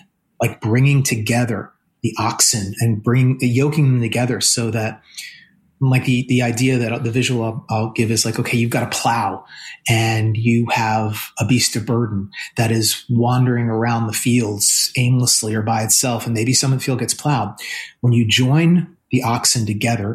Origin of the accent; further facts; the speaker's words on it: New Jersey, United States; I'm from New Jersey